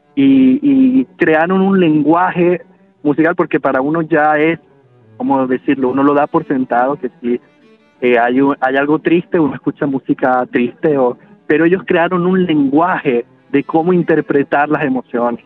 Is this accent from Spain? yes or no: no; Venezuela; moved away as an adult; mi formación fue en Venezuela. Yo, eh, vi, no, no salí de Venezuela quizás como hasta cuando tuve, eh, veinte años, quizás